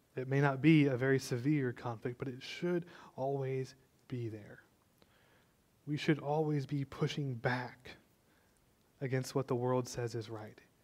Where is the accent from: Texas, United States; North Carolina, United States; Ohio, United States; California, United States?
Texas, United States; I know you're all proud to be a Texan. I am too. I was born and raised